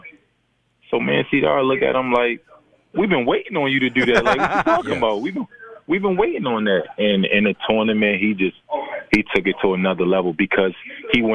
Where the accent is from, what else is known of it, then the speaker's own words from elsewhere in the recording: Baltimore, Maryland, United States; moved away; also born or lived in Memphis; I'm from Baltimore